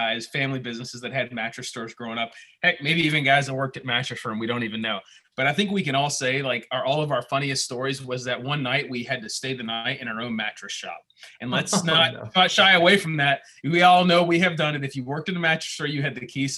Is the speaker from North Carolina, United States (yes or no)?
yes; Pinehurst, North Carolina, United States; I'm from Pinehurst. Live in Pinehurst.